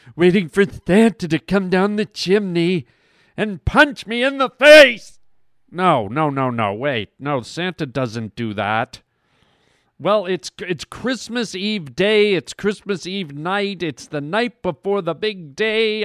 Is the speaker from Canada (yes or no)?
yes; Canada; now in United States; I'm an American citizen, but I'm also a Canadian citizen, born and raised in Canada